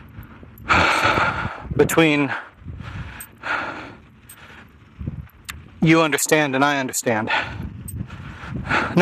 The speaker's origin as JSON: {"language": "English", "country": "United States", "said": "as an American"}